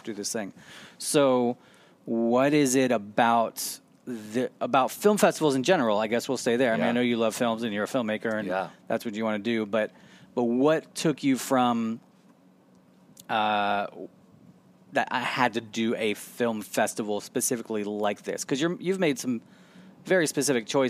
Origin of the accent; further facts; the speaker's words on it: Florida, United States; I am from Florida